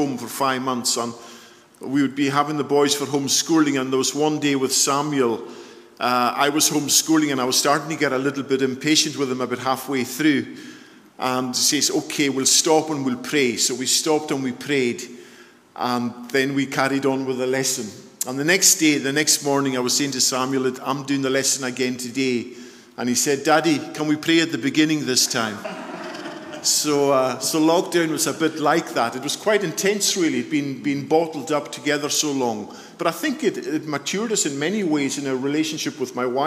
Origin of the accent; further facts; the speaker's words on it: Isle of Lewis, Scotland, United Kingdom; moved away; also born or lived in Surrey; I come from the Isle of Lewis. I hope you're able to understand my dulcet tones and my accent.